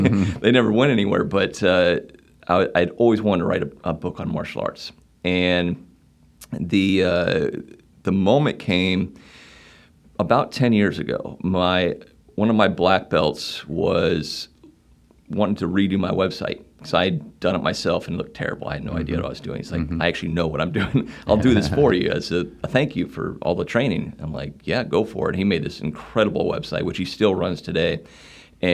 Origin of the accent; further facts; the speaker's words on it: northeast Nebraska, United States; moved away as an adult; now in Wilmington, United States; I grew up in Nebraska, northeast Nebraska, not too far from Omaha